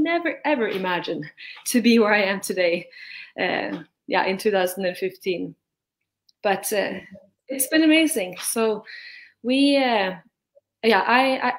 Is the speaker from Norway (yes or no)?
yes; Norway; I'm from Norway